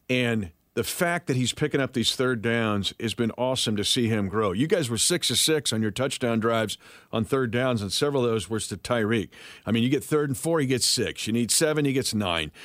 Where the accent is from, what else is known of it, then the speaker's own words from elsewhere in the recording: Kansas, United States; I grew up in Kansas